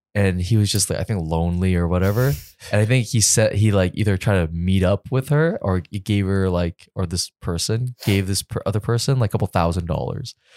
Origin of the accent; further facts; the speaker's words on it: Canada; also born or lived in New York; I'm Canadian